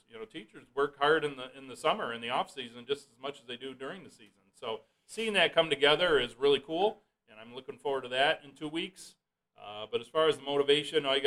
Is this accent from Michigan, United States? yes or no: yes; Hart, Michigan, United States; my parents were both teachers in Hart, so, you know, kind of born and raised and grew up in that environment.